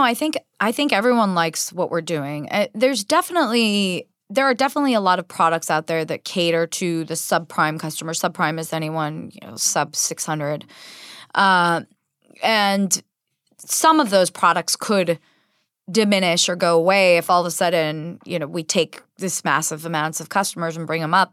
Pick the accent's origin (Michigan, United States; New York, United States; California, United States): California, United States; San Diego; moved away as an adult; also born or lived in Israel / San Jose; I was actually born in Israel, but I grew up in San Diego and lived there my entire formative years from age four to eighteen